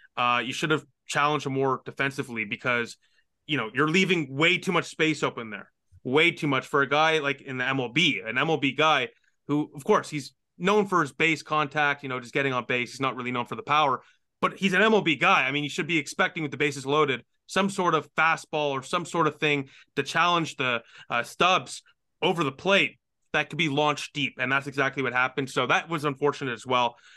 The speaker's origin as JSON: {"language": "English", "town": "Ottawa", "region": "Ontario", "country": "Canada", "tie": "born or raised there", "said": "where my hometown team plays"}